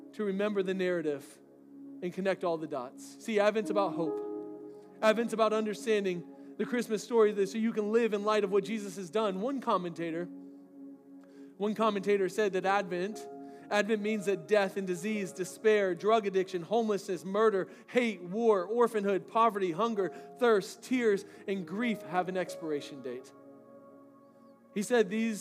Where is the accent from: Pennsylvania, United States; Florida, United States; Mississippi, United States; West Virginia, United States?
Florida, United States; moved away; I grew up in Florida